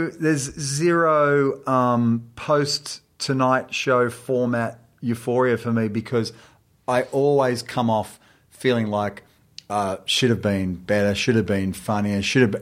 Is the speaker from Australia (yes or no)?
yes; Australia; moved away; they're calibrating the fact that I'm Australian.